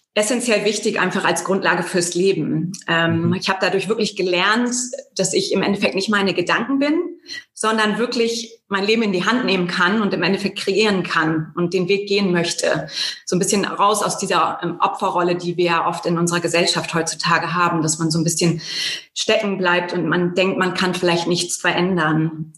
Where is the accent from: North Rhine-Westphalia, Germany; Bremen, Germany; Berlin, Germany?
Bremen, Germany; moved away as an adult; also born or lived in near Hamburg / United States / Netherlands / Denmark; now in Munich, Germany; ich bin eigentlich in Norddeutschland geboren, in der Nähe von, also, in der Nähe von Hamburg, ähm, bin dann aber auch in der Nähe von Bremen groß geworden